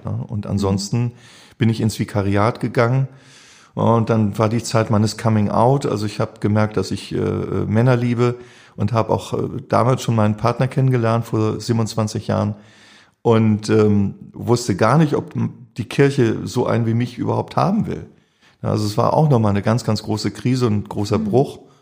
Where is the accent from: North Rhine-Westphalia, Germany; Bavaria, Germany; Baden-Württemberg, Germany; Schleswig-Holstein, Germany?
Schleswig-Holstein, Germany; also born or lived in St. Pauli, Hamburg; now in Hamburg, Germany; ich bin auf dem Dorf groß geworden, Schleswig-Holstein